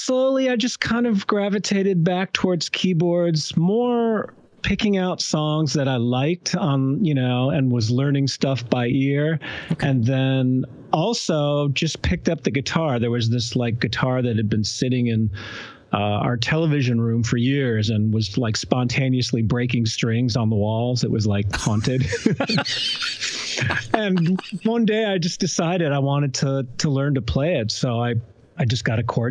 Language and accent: English; Ann Arbor, Michigan, United States; I grew up in Ann Arbor, Michigan